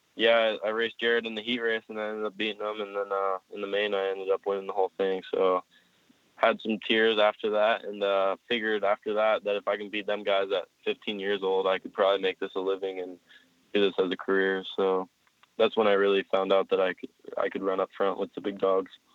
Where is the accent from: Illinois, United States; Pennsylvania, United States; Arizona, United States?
Pennsylvania, United States; I was born in PA, so I've been living there my whole life, basically